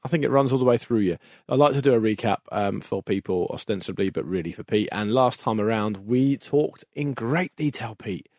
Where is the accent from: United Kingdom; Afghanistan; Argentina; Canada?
United Kingdom; we're both British